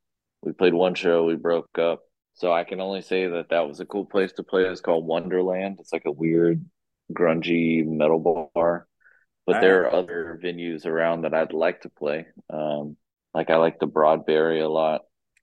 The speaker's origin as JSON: {"language": "English", "town": "Austin", "region": "Texas", "country": "United States", "tie": "born or raised there", "also_born_or_lived": "Seattle, Washington", "moved": "as an adult", "lives_now": "Richmond, United States", "said": "I really liked just playing in Austin, like my hometown."}